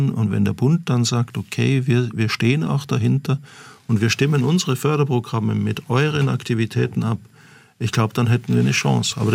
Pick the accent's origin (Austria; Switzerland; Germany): Austria; Ja, das, das ist für mich als Österreicher, jetzt darf ich mal die österreichische Karte sozusagen ziehen